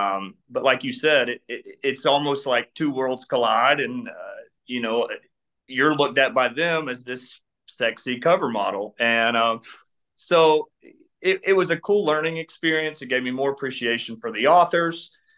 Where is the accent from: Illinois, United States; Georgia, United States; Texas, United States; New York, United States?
Georgia, United States; I was born and raised in Georgia.